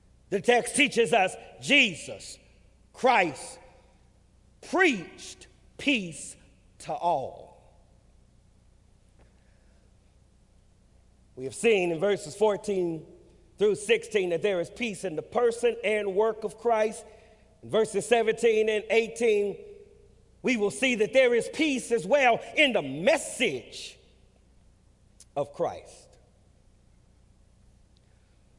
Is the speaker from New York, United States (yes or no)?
no; California, United States; I grew up in California